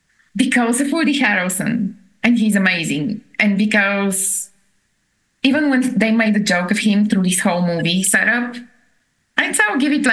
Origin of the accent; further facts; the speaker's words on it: Bulgaria; accent: thick Bulgarian; now in Denver, United States; My thick Bulgarian accent is here.